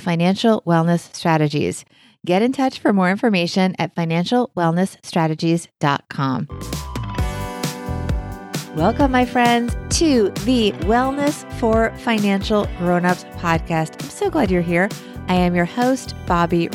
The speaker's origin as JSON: {"language": "English", "country": "United States", "said": "us Americans"}